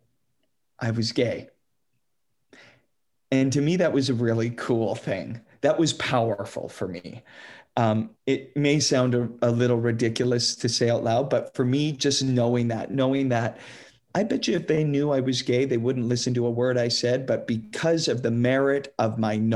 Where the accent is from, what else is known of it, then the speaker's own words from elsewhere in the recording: Saskatoon, Saskatchewan, Canada; growing up in Saskatoon